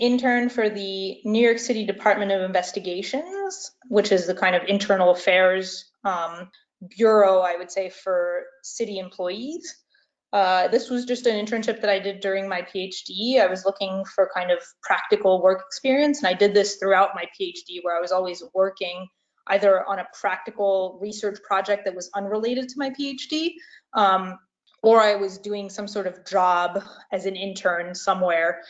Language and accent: English; France; moved away as an adult; now in United States; I'm originally from France, so I regularly return to France over the summer